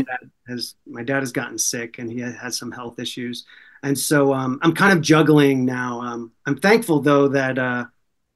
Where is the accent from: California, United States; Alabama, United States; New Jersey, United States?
New Jersey, United States; moved away; I'm from New Jersey. So I studied in New York